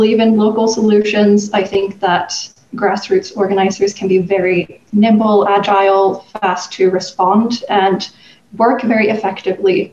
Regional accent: Sweden; moved away as an adult; I'm from Sweden originally, where I was born and raised. But I've lived abroad for the last 10 years almost.

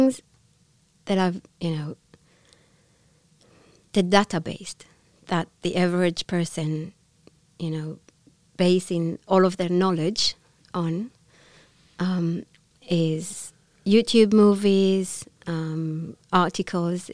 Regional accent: Israel; first language Hebrew; English is a second language; moved away as an adult; I'm from Israel

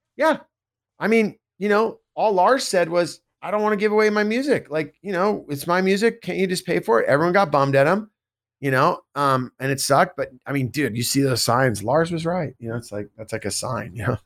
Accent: Bay Area, California, United States; I grew up in the Bay Area.

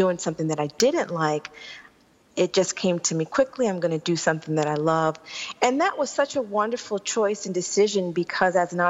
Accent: New York City, New York, United States; When I was growing up in Queens

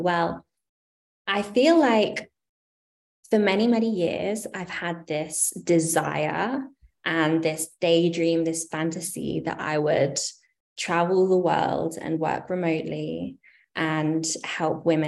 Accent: United Kingdom; moved away as an adult; now in United States; I am from the UK originally, in case you haven't been able to discern my accent

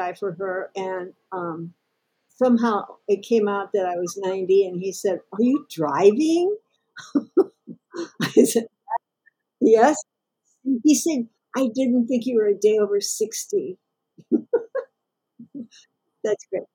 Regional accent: St. Louis, Missouri, United States; I was born in St. Louis and grew up there

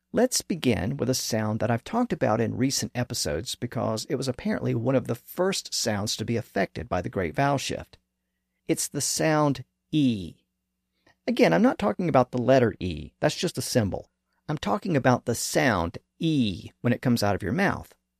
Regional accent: American South, United States; accent: southern; This pronunciation is common in the American South, and as I noted earlier, my native accent does

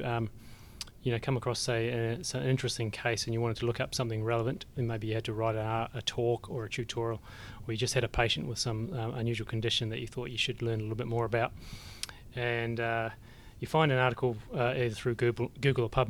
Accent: New Zealand; I remember growing up in the Shaky Islands myself

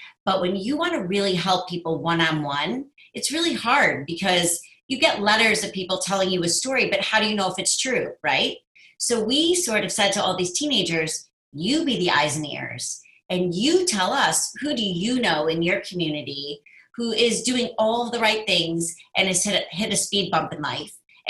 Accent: Chicago, Illinois, United States; also born or lived in University of Wisconsin; I was born and raised in Chicago

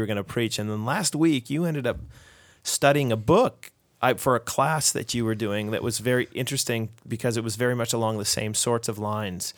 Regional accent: Canada; we're Canadian

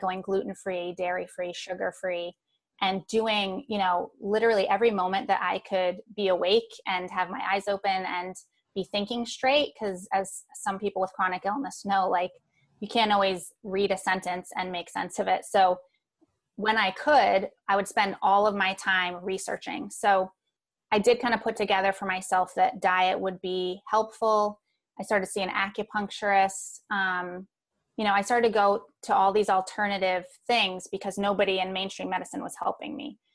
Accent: Long Island, New York, United States; I was born on Long Island in New York

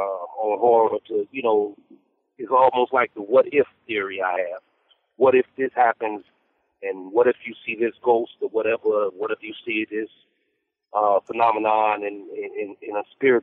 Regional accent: the South, born in Alabama, United States; growing up in the South

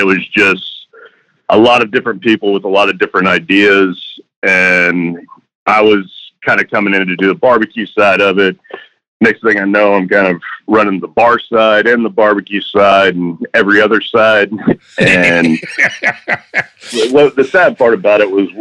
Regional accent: Katy, Texas, United States; also born or lived in Alief; I was born in Ailey, moved out to Katy when I was in about fifth grade. So most of my time was out in Katy.

